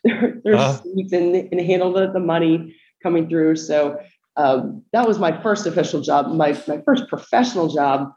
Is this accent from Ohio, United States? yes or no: yes; Columbus, Ohio, United States; moved away as an adult; also born or lived in Atlanta, Georgia; now in Charleston, United States; I grew up in Columbus, Ohio. So I'm a Midwesterner